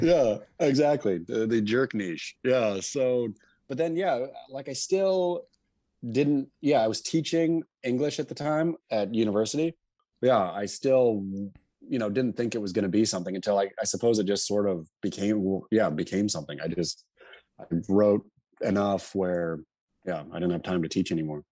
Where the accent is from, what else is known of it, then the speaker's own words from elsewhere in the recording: Oregon coast, United States; also born or lived in California; so I was born in California, but grew up on the, uh, Oregon coast. My folks moved there when I was two or something.